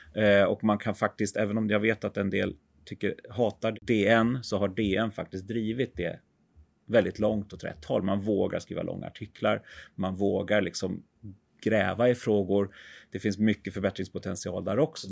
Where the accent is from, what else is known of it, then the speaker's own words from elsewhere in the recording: Sweden; vi som, som svenskar